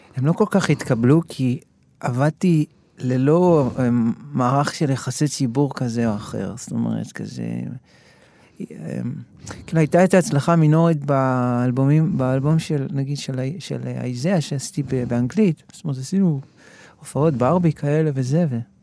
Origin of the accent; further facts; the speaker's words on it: Ra'anana, Central District, Israel; moved away as an adult; now in Tel Aviv, Israel; גדלתי ברעננה, ואחרי זה כבר אה, בגיל 21, אני חושב, כבר עברתי לתל אביב